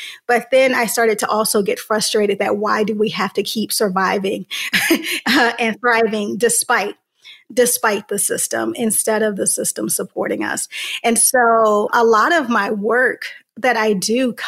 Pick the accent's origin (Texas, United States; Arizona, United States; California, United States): California, United States; Santa Ana; I'm from Southern California, a city called Santa Ana, which is about 30 minutes south of Los Angeles, but still very much a city with big city problems, particularly growing up in the 90s